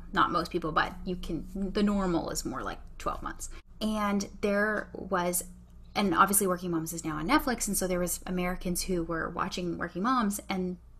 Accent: Canada; as a Canadian

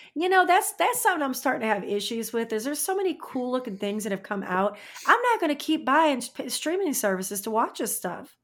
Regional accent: St. Louis, Missouri, United States; moved away; also born or lived in Indiana; I live in a small town now, but I'm from Saint Louis

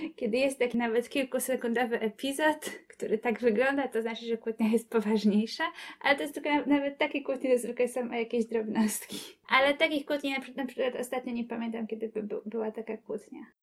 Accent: Kobyłka, Masovian Voivodeship, Poland; jestem z Kobyłki

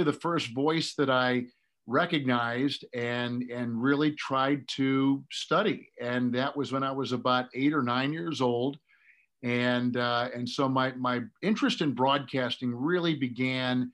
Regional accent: Green Bay, Wisconsin, United States; I wanted to be an airline pilot when I was growing up in Green Bay, Wisconsin

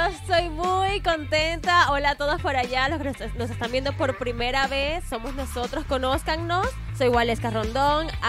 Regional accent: Venezuela; now in Mexico; en mi país, pues es música llanera o gaita, que es en Maracaibo

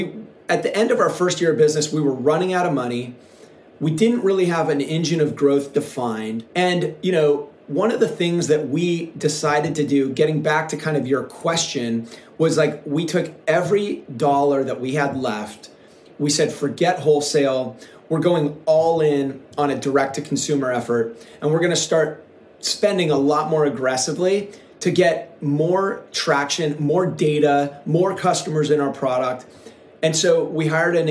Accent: Seattle, Washington, United States; moved away as an adult; now in Southern California, United States; when I was a kid, I grew up in Seattle

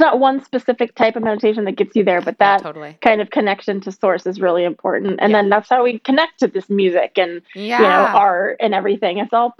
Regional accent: Iowa, United States; moved away as an adult; also born or lived in Chicago, Illinois; now in New York, United States; I'm from Chicago originally, but my parents moved to Iowa in a small town that actually was centered around meditation. So I grew up in a very progressive community, hippie community. Organic food, didn't eat meat until I moved to New York.

